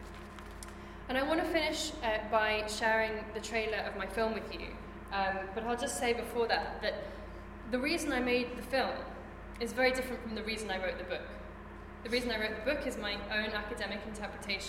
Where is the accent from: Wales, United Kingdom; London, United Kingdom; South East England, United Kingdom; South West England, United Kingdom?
London, United Kingdom; I'm from London